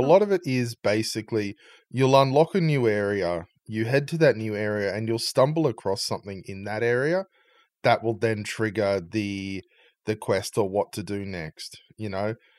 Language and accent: English; Australia; my, uh, my home country